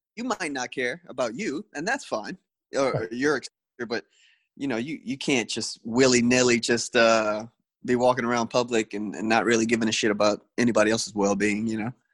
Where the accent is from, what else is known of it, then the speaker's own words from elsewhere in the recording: Destrehan, Louisiana, United States; also born or lived in St. Rose, Louisiana; went to school, grew up in Destrehan